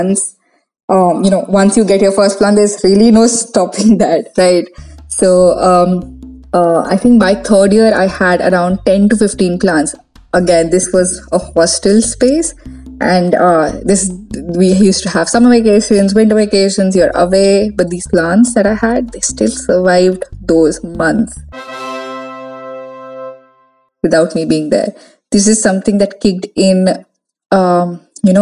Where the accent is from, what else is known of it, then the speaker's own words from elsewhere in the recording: Lucknow, Uttar Pradesh, India; I'm from Lucknow, India